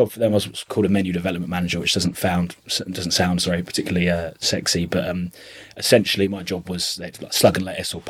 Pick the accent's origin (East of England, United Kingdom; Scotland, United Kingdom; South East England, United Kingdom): East of England, United Kingdom; Chelmsford; I'm from Chelmsford, obviously, and I started working in the hospitality industry when I was about 15